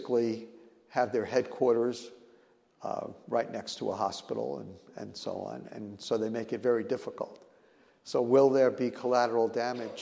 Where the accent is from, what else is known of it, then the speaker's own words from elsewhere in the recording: New York, United States; as a New Yorker